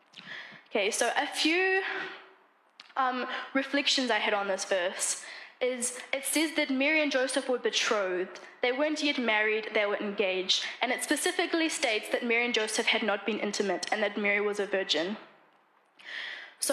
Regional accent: New Zealand; moved away as an adult; also born or lived in Namibia; I am from New Zealand

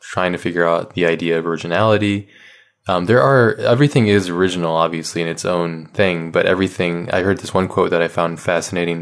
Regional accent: Hawaii, United States; I grew up in Hawaii, so there wasn't a lot of art books there

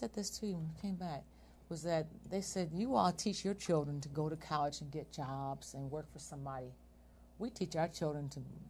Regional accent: United States; first of all, they don't know I'm American when they talk to me. Most like I said, they always think I'm Eritrean.

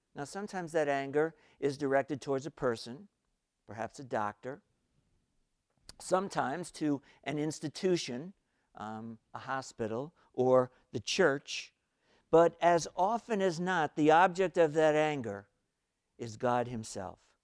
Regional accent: New York City, New York, United States; I was growing up in New York City, still in elementary school

